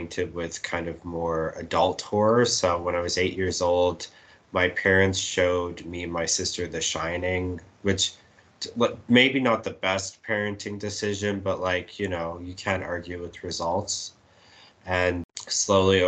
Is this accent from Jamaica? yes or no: no; Edmonton, Alberta, Canada; I grew up in Edmonton and am still in Edmonton.